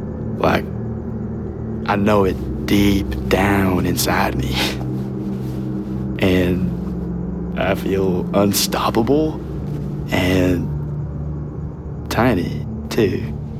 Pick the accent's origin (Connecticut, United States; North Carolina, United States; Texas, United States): Texas, United States; Henderson; Henderson. Texas.